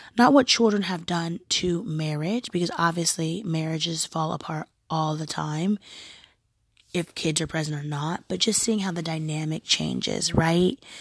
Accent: Oregon, United States; I'm also American. Um, I'm also from from a very progressive state, being Oregon

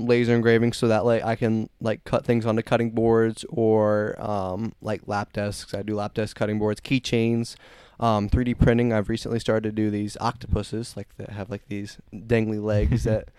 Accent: Fort Wayne, Indiana, United States; So I was born in Fort Wayne. Lived there until like last year.

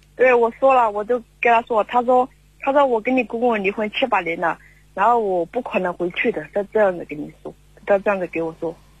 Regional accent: Guizhou, China; 我来自贵州

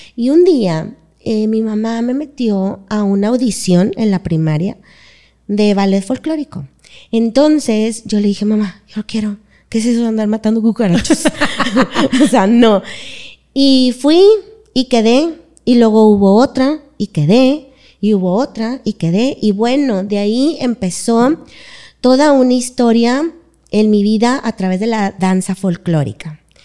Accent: Monterrey, Nuevo León, Mexico; soy de aquí de Monterrey, toda mi vida estaba aquí

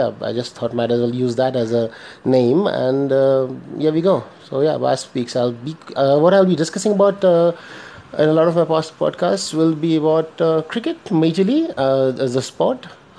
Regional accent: Dubai, United Arab Emirates; now in India; I stay in India, originally born and brought up in Dubai, UAE, the United Arab Emirates.

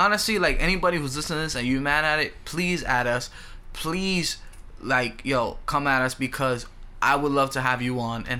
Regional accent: New York City, New York, United States; growing up in New York, growing up in the Bronx

